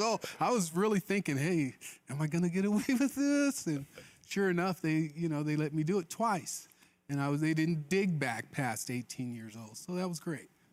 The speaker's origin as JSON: {"language": "English", "town": "Mobile", "region": "Alabama", "country": "United States", "tie": "born or raised there", "said": "I was born in Mobile, Alabama"}